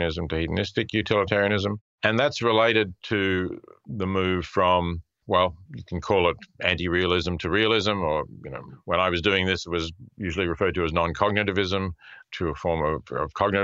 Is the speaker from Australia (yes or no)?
yes; Australia; also born or lived in Princeton / Melbourne; I go back to Australia, where I'm originally from and where my children and grandchildren are